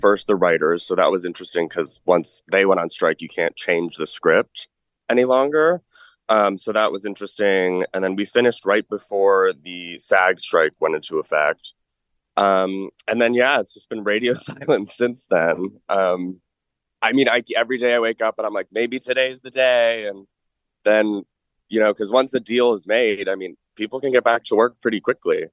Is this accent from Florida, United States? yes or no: no; Manchester, Connecticut, United States; also born or lived in New York City; I'm born and raised in Manchester, Connecticut